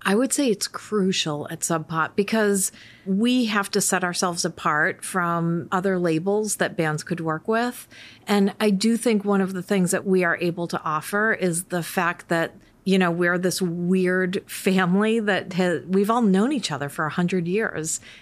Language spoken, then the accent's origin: English; Worcester, Massachusetts, United States; So I grew up in Worcester, Massachusetts, and I grew up in an Irish Catholic family.